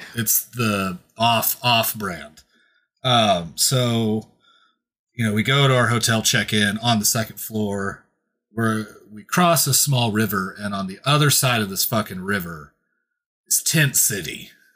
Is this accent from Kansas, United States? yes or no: yes; Kansas, United States; I'm from Kansas